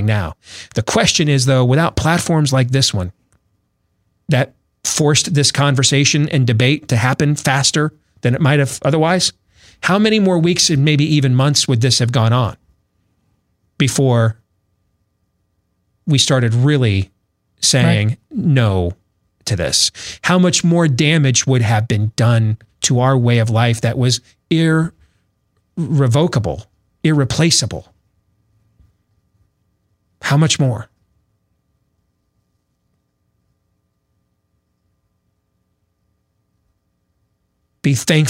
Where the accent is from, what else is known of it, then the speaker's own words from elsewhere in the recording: Des Moines, Iowa, United States; I was on a show here in Des Moines yesterday in my hometown